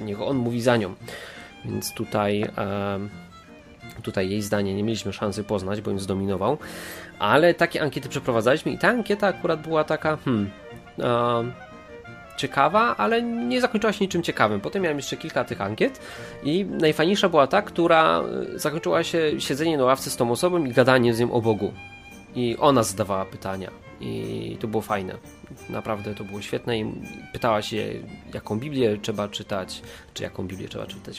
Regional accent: Katowice, Silesian Voivodeship, Poland; nasza grupka tutaj katowicka, bo jesteśmy wszyscy z Katowic

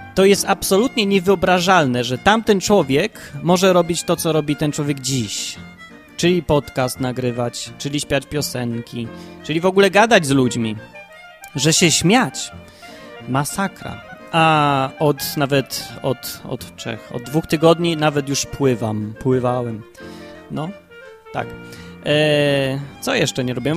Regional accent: Kraków, Lesser Poland, Poland; najpierw się urodziłem w Krakowie

